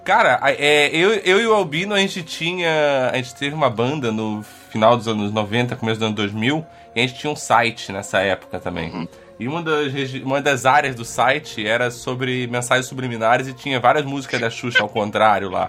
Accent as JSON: {"language": "Portuguese", "region": "Rio de Janeiro", "country": "Brazil", "tie": "born or raised there", "said": "eu nasci, Onde eu cresci no, no, Rio de Janeiro, era na serra era muito úmido"}